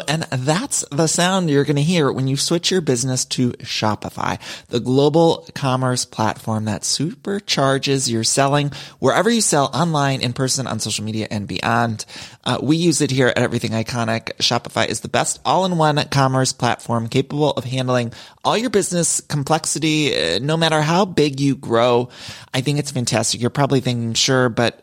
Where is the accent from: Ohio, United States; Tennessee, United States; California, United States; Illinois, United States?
Ohio, United States; now in Los Angeles, United States; I'm from Ohio. I live in LA, but I'm from Ohio